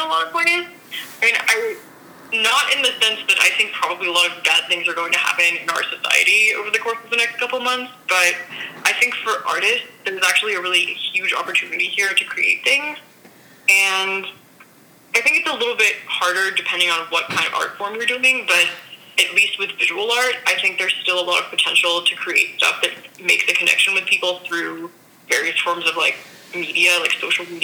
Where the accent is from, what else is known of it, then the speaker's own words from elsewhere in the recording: Arizona, United States; moved away as an adult; also born or lived in Berlin; I grew up in Arizona and I'm from here